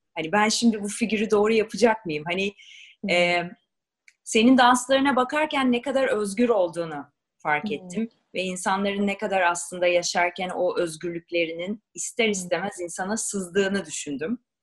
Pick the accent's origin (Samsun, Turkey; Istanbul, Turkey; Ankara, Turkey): Ankara, Turkey; Biz Ankaralıyız